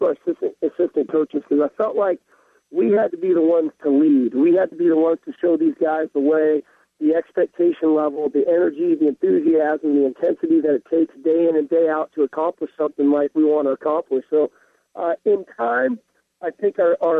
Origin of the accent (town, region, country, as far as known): Southern California, United States; born or raised there; moved away as an adult; now in Seattle, United States